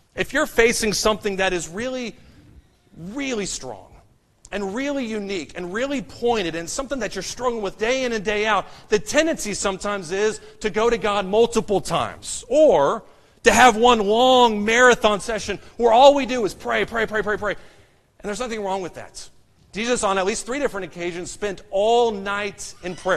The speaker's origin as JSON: {"language": "English", "town": "Amarillo", "region": "Texas", "country": "United States", "tie": "born or raised there", "moved": "yes", "lives_now": "Dallas, United States", "said": "I'm actually from Amarillo, which is in deep West Texas, right up there in the Panhandle."}